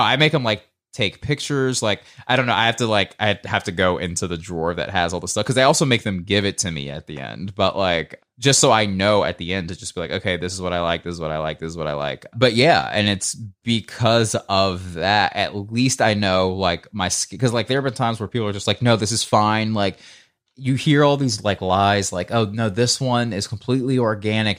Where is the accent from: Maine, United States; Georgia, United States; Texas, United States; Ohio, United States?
Georgia, United States; Marietta; moved away; I'm also from Marietta, Georgia